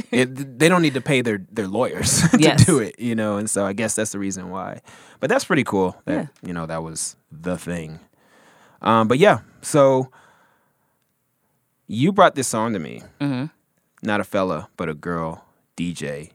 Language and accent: English; Nigeria; accent: Nigerian; I'm sorry. My Nigerian accent. Sorry. It comes out sometimes.